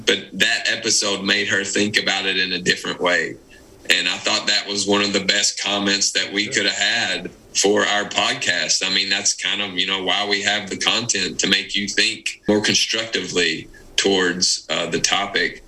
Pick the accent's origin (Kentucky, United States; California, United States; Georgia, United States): Kentucky, United States; Pineville; moved away; we're from Pineville, Kentucky.